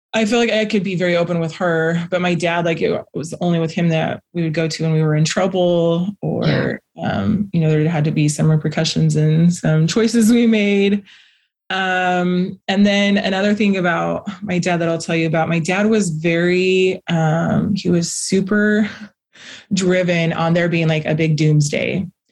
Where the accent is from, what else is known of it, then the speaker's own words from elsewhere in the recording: Las Vegas, Nevada, United States; I was born in Las Vegas